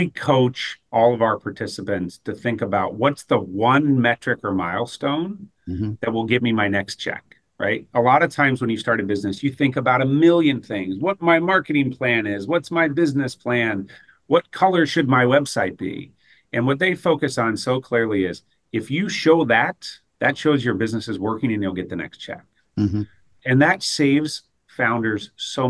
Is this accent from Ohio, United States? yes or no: yes; Southern Ohio, United States